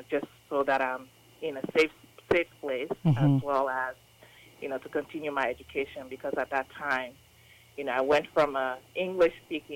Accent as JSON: {"language": "English", "country": "Liberia", "tie": "born or raised there", "also_born_or_lived": "Sierra Leone", "moved": "yes", "lives_now": "United States", "said": "I am a refugee and immigrant from West Africa. Mm-hmm. My parents are from Sierra Leone. However, I was born in Liberia."}